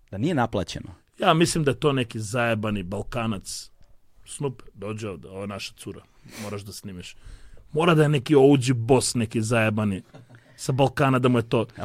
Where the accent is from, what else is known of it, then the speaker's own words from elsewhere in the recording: North Macedonia; ja sam artist sad iz Makedonije